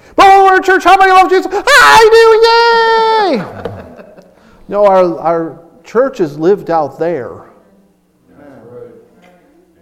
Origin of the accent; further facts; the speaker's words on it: Chicago, Illinois, United States; Growing up in Chicago, I knew a lot of people